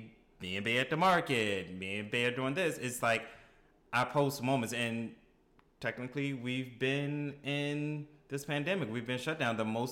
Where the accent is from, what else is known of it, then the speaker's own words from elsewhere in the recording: Baltimore, Maryland, United States; being from Baltimore, people make fun of my accent.